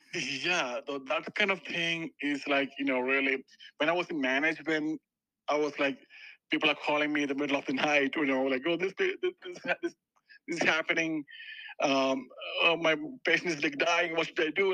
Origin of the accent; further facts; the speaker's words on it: India; moved away as an adult; now in Denver, United States; I'm basically from India, so I did my uh, education in India, uh, and uh, and I worked there for a couple of years. Uh, and then I came to 2013 to US.